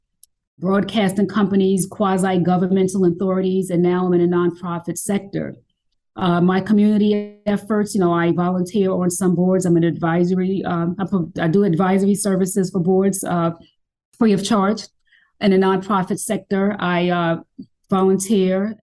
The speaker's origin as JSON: {"language": "English", "town": "New York City", "region": "New York", "country": "United States", "tie": "born or raised there", "moved": "as an adult", "lives_now": "Atlanta, United States", "said": "I was born and raised in New York City, born in Johnson Projects in Harlem"}